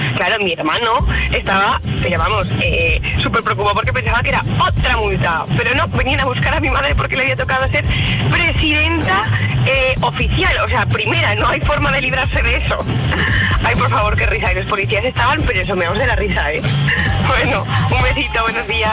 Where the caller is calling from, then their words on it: Valencia, Valencian Community, Spain; llamo desde Valencia